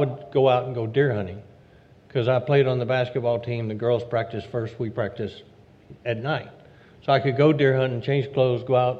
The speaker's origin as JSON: {"language": "English", "region": "Louisiana", "country": "United States", "tie": "born or raised there", "said": "I grew up in Louisiana"}